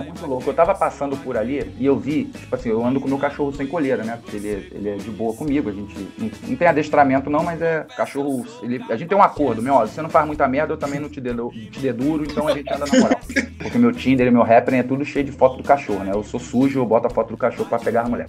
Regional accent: Rio de Janeiro, Brazil; eu sou do Rio de Janeiro, capital

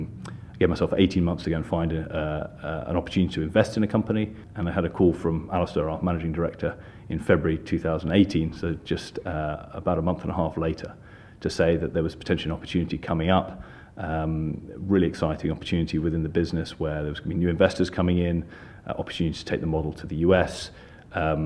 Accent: London, United Kingdom; In terms of where I'm from, I'm London-born and bred.

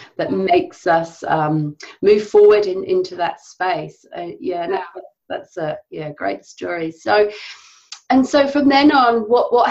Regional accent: Cotswolds, South West England, United Kingdom; I'm from the Cotswolds

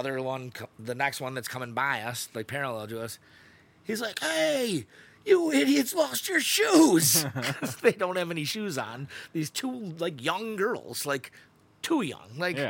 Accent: Buffalo, New York, United States; well, we're from Buffalo.

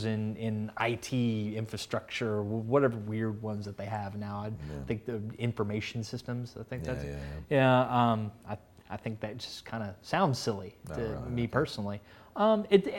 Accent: Texas, United States; moved away as an adult; also born or lived in Kentucky; now in North Carolina, United States; I'm originally from Texas

